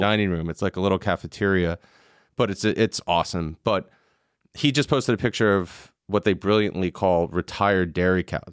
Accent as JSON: {"language": "English", "area": "Long Island", "region": "New York", "country": "United States", "tie": "born or raised there", "also_born_or_lived": "Manhattan", "said": "I lived in New York until I was six, and then I moved to Long Island where I grew up"}